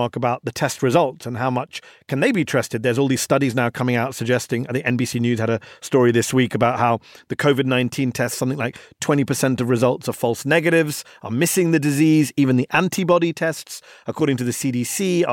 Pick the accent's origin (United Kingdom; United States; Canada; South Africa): United Kingdom; moved away; my home country, the UK